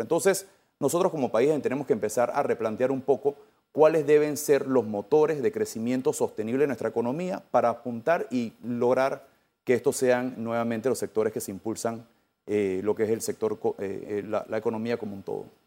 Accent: Panama

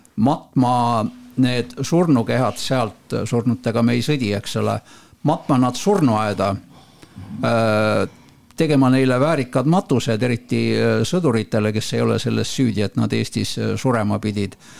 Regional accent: Estonia; me oleme eestlased

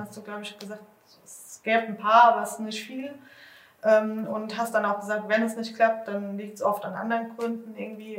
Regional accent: Bad Marienberg, Rhineland-Palatinate, Germany; ich komme aus Bad Marienberg

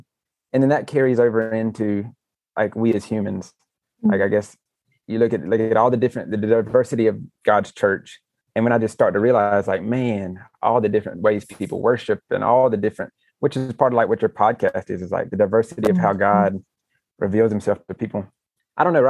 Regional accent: United States; growing up in America, in the Western church

